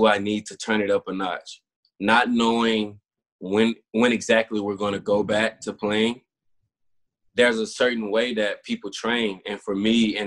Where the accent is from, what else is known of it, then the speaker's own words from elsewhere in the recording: Bassfield, Mississippi, United States; moved away as an adult; now in Houston, United States; my hometown, Bassfield, Mississippi